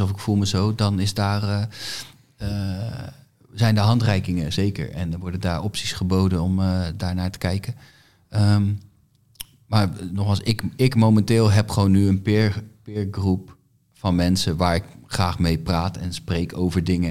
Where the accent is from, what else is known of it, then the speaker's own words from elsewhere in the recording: Groningen, Netherlands; bij ons in Groningen